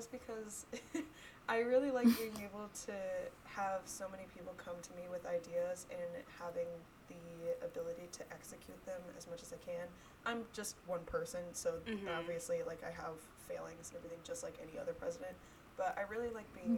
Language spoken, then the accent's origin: English; Smyrna, Georgia, United States; now in Alpharetta, United States; I am originally from Smyrna, Georgia